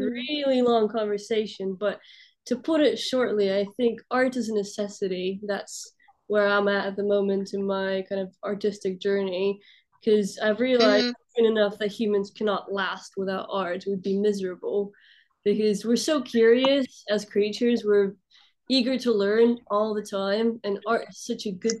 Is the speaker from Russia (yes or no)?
yes; Russia; also born or lived in Balkans; now in London, United Kingdom; I grew up in Russia